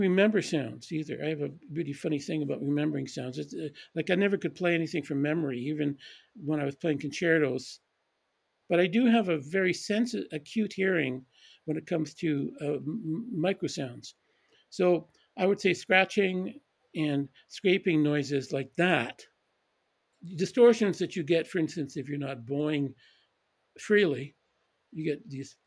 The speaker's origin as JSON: {"language": "English", "town": "Edmonton", "region": "Alberta", "country": "Canada", "tie": "born or raised there", "also_born_or_lived": "Calgary / London / Switzerland", "moved": "yes", "said": "I grew up in Edmonton mostly. I was born in Calgary and then returned to Calgary."}